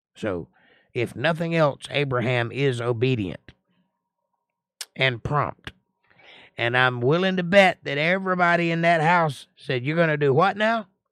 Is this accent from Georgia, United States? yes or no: yes; Georgia, United States; I'm from Georgia